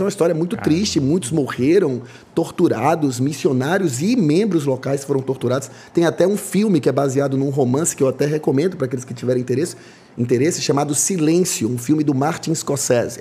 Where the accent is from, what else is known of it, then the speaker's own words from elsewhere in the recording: Salvador, Bahia, Brazil; eu sou nascido e criado em Salvador